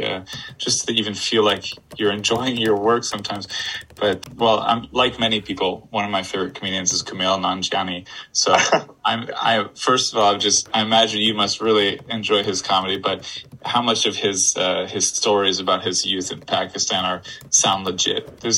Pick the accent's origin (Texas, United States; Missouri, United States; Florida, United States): Florida, United States; also born or lived in Poland; I lived in Poland for 11 years, and now people all the time tell me I have an accent. I'm like, I'm from Florida.